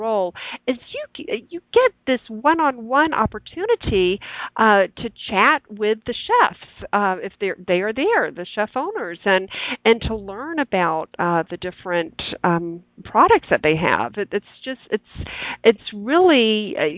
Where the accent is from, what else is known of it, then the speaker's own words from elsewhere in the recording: the South, United States; moved away; I grew up in the South